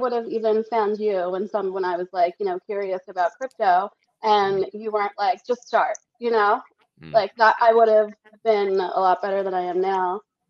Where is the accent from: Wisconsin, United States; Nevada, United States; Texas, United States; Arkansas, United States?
Nevada, United States; Las Vegas; And I was like … from Vegas.